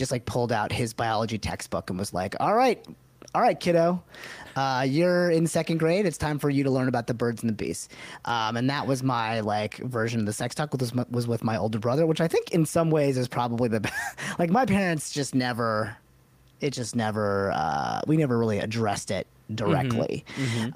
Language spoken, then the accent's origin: English; United States; our two lives as American-born Desis